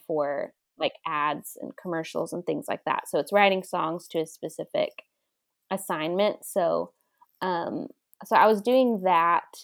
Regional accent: Dallas, Texas, United States; moved away as an adult; now in Franklin, United States; I'm from Dallas originally

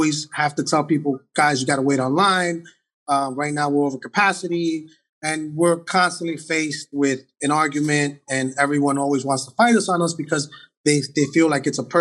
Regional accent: New York City, New York, United States; I'm not born and raised in the Heights. I'm 45. I've been in the Heights 42 years

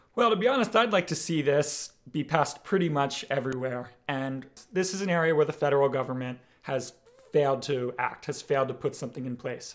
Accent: Bucks County, Pennsylvania, United States; also born or lived in Philadelphia; I was born and raised right here in Bucks County

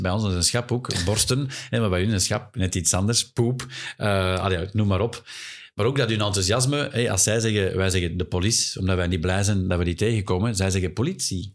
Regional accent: Flanders, Belgium; wij als Vlaming

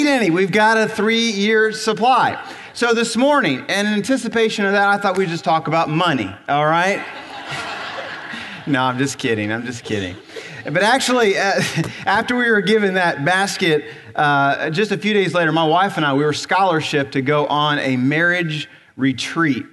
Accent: Ohio, United States; moved away; I grew up in Ohio, so I'm used to driving snow.

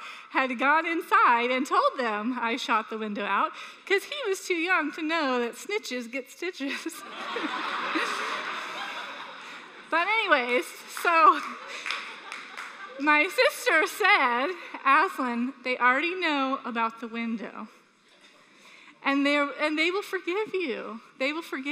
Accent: Sanford, United States; we were raised in Sanford

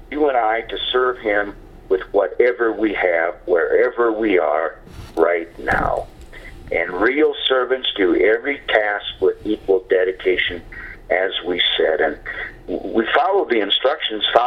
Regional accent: Windom, Minnesota, United States; now in New Mexico, United States; my hometown of Windom, Minnesota

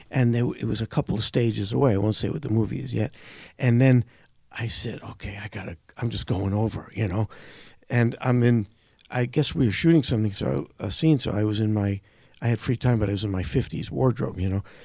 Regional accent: New York City, New York, United States; I grew up in Brooklyn.

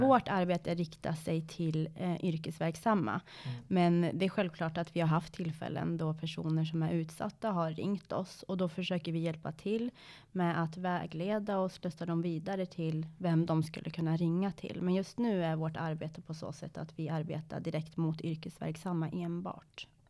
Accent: Sundsvall, Västernorrland County, Sweden; also born or lived in Iran; i Sundsvall där jag är uppvuxen

